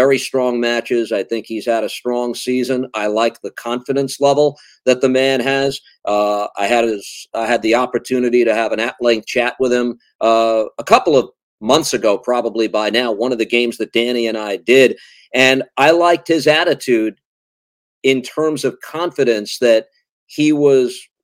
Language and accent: English; New York City, New York, United States; as a New Yorker